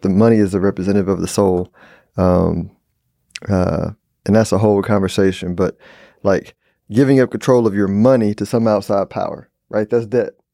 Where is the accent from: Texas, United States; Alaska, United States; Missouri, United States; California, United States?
Texas, United States; Houston; I'm from Houston.